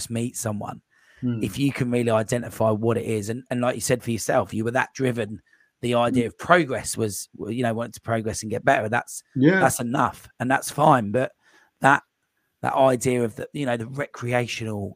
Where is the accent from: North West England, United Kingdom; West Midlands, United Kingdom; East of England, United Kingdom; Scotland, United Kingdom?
East of England, United Kingdom; Cambridge; I'm from Cambridge as well